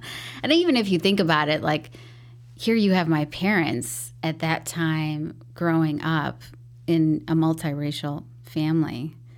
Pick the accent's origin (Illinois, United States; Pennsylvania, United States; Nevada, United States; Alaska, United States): Illinois, United States; Chicago; first language English; also born or lived in Mexico; I grew up in Beverly, so very predominant Irish neighborhood.